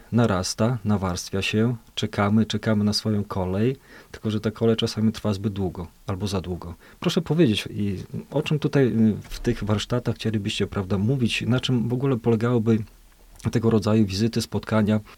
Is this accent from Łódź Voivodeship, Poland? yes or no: no; Podlaskie Voivodeship, Poland; tu u nas na Podlasiu